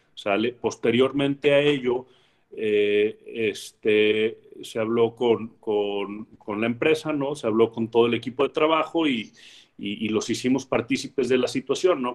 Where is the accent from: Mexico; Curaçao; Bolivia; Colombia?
Mexico; como mexicanos y como jóvenes